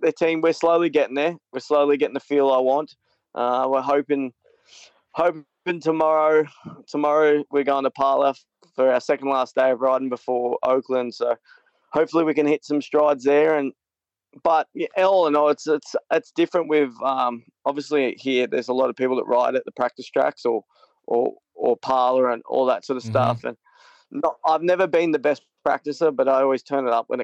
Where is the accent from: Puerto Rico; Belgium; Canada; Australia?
Australia; being Australian.